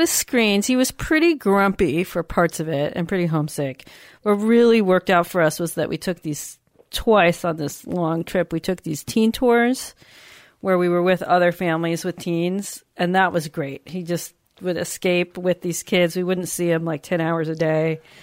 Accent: United States; being American

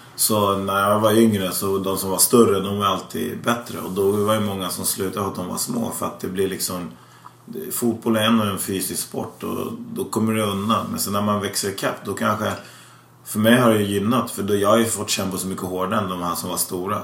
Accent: Täby, Stockholm County, Sweden; also born or lived in Tensta; vi skulle växa upp i Täby

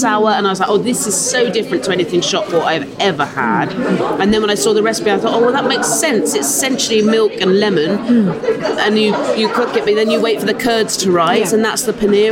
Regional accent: Dorset, South West England, United Kingdom; I grew up in Dorset, which didn't have its own culinary culture ever, apart from scones and cream teas

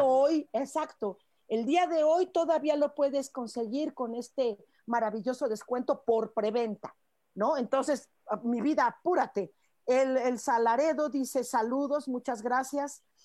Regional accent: Mexico; Los mexicanos tenemos algo

